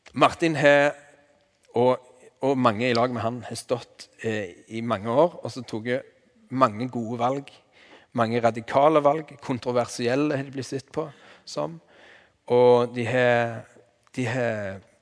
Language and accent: Norwegian; Vigrestad, Rogaland, Norway; accent: Jær dialect; jeg er fra Vigrest på Jæren